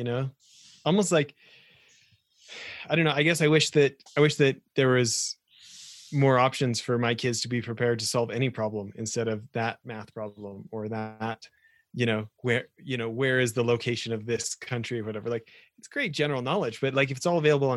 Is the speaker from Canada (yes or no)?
yes; Western Canada, Canada; moved away; I grew up in Western Canada